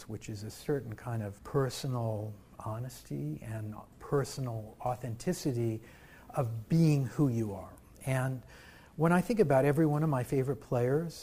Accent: Lee's Summit, Missouri, United States; also born or lived in Kansas City, Missouri; Well, I was born in Kansas City, Missouri. Grew up in a very small town called Lee Summit.

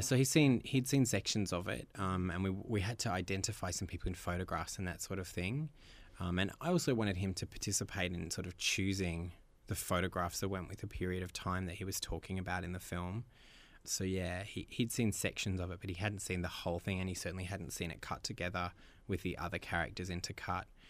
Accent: Australia; moved away; as an Australian

